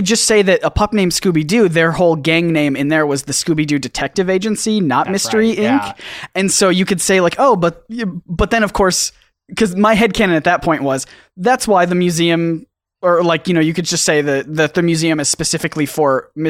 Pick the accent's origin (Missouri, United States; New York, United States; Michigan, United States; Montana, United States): Michigan, United States; Portage; I grew up in Portage, kind of near Kalamazoo area